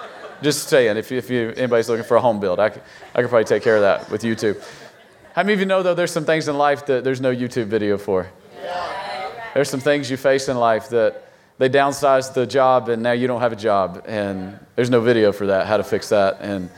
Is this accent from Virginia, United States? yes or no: yes; Virginia, United States; we're from Virginia, so we have all the four seasons, right?